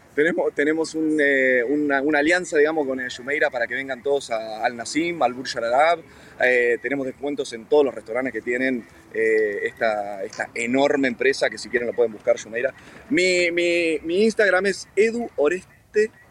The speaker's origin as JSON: {"language": "Spanish", "region": "Salta", "country": "Argentina", "said": "Yo soy argentino, argentino, argentino salteño, del norte, del norte de Argentina"}